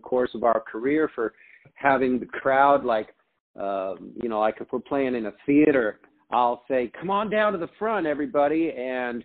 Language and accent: English; Arizona, United States; also born or lived in Detroit, Michigan; I grew up in Arizona, and my grandmother, my whole family is from Michigan originally